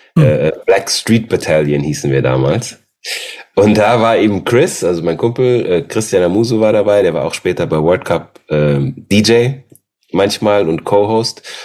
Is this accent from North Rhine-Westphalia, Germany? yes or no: yes; Aachen, North Rhine-Westphalia, Germany; also born or lived in Austria; ich bin in Österreich zur Welt gekommen, die ersten sechs Jahre, dann bin ich nach Aachen gezogen